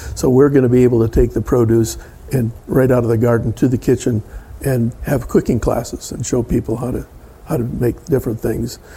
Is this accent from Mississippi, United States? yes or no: no; Michigan, United States; moved away; I grew up in Michigan.